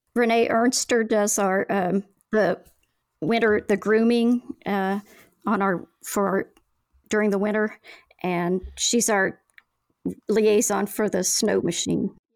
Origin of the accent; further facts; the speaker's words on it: Oklahoma, United States; now in Valdez, United States; I'm from Oklahoma